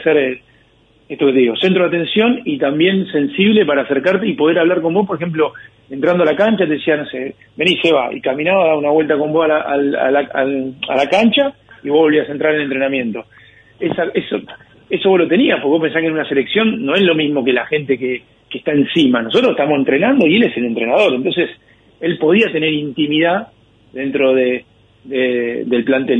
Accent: Argentina; Para nosotros, como argentinos

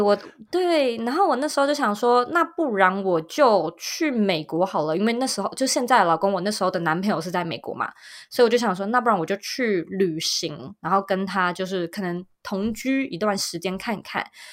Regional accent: Taipei, Taiwan; 其实我一直以来都是在台湾的台北土生土长长大的，的人

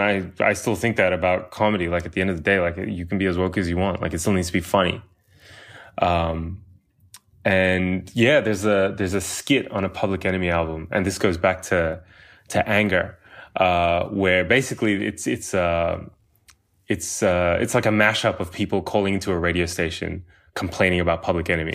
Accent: Australia; growing up in Australia

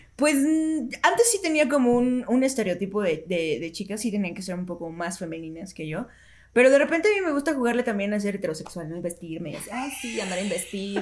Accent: Mexico; nosotros como cultura mexicana crecimos y nos educamos a través de la televisión y las novelas

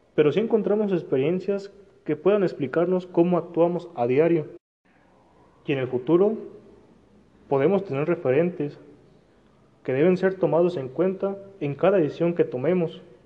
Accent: Mexico; como mexicanos

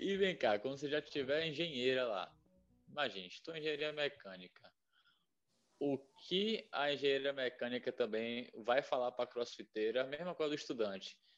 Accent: Bahia, Brazil; eu sou da Bahia

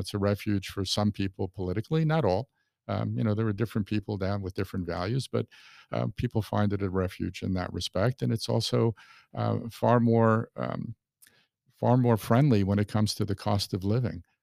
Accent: New York City, New York, United States; moved away as an adult; also born or lived in California; now in Lakewood Ranch, United States; I'm originally from New York City. I was born in Brooklyn, and I lived there for, oh, twenty-seven years

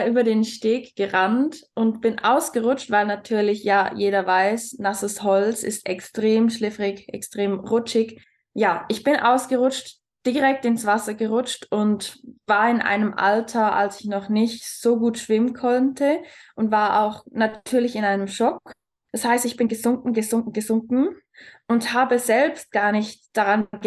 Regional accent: Switzerland; moved away; Ich bin ursprünglich aus der Schweiz. Vielleicht wird der eine oder andere aus meiner Aussprache hören.

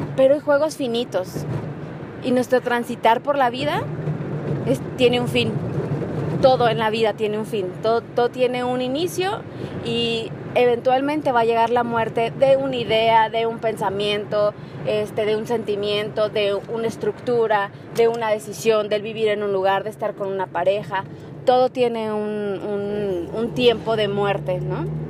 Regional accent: Mexico; also born or lived in Mérida; soy mexicana

